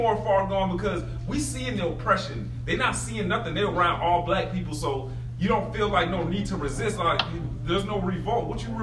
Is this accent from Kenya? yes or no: yes; Kenya; now in United States; I'm from Kenya